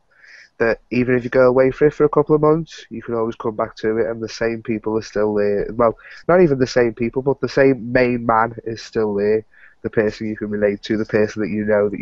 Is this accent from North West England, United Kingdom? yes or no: yes; Liverpool, North West England, United Kingdom; I'm actually from Liverpool in the UK.